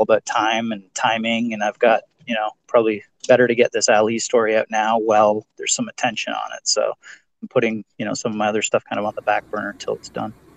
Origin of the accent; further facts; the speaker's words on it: Ontario, Canada; Yeah, I'm I'm from Ontario, Canada, so I'm just outside of Toronto.